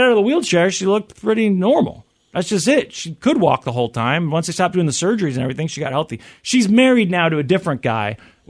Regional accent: Kansas City, Missouri, United States; in Kansas City, because we got big things happening in my hometown.

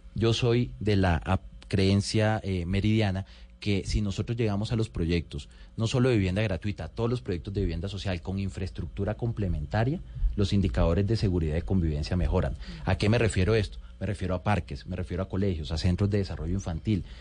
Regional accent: Valledupar, Cesar, Colombia; also born or lived in Riohacha, La Guajira; crecí en Valledupar, de los 8 a los 16 años estuve, estuve en Valledupar

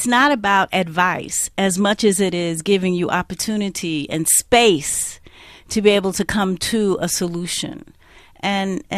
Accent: United States; accent: Black American; of course you can hear from my accent, I'm a Black American

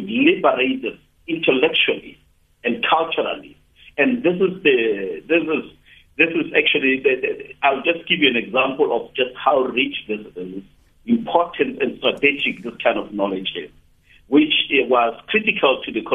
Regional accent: South Africa; I'm from South Africa

